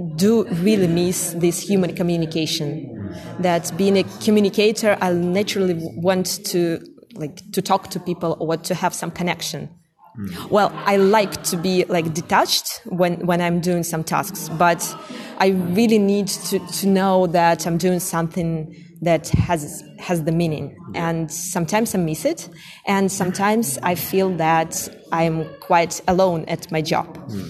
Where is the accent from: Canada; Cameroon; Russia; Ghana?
Russia; English is a second language; in Russia, I'm from Russia